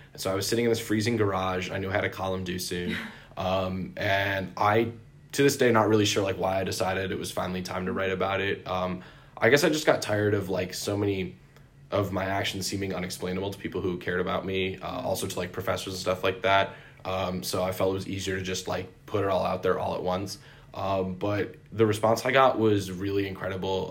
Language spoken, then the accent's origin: English; Syracuse, New York, United States; I'm from Syracuse, New York